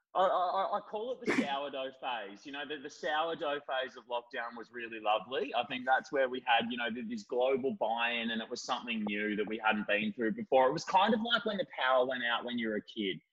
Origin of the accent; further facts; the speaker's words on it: Bendigo, Victoria, Australia; I, I grew up in Bendigo and dropped out of school in year ten.